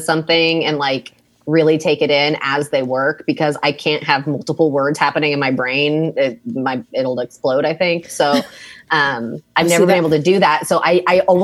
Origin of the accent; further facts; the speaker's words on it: Lenexa, Kansas, United States; also born or lived in Lawrence, Kansas; I grew up in Lenexa on the Kansas side